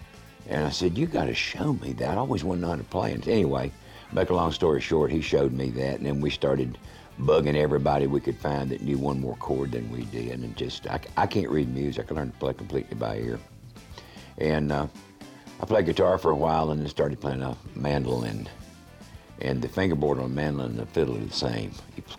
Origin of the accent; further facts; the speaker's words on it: Valdosta, Georgia, United States; also born or lived in Wilmington, North Carolina / North Carolina / South Carolina; I was born in Wilmington, North Carolina, and I had gone to first grade all of 2 weeks when my dad changed jobs, and we moved to Valdosta, Georgia. I lived in North Carolina, South Carolina, and in Georgia in my formative years.